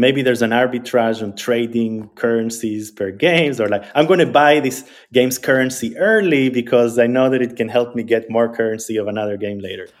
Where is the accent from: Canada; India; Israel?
Israel; also born or lived in Argentina; So I grew up in Israel. Uh, I was born in Argentina, but I grew up in Israel. I moved to Israel when I was eight years old.